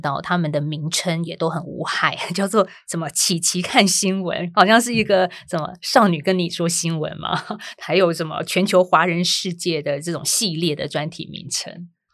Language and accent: Chinese; Taiwan; 我们台湾人所常看的正体中文字